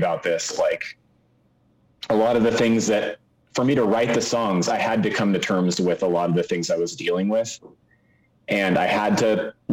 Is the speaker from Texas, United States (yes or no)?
no; Seattle, Washington, United States; I grew up in the Seattle area